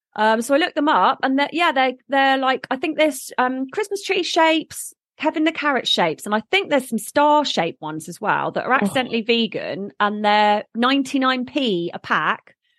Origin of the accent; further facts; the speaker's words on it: Bournemouth, South West England, United Kingdom; I was born in Bournemouth